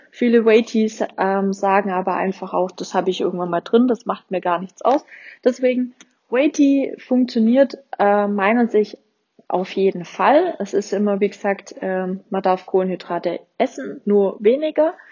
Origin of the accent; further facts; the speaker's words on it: Swabia, Germany; accent: Swabian; ich komme ja aus dem Schwabeländle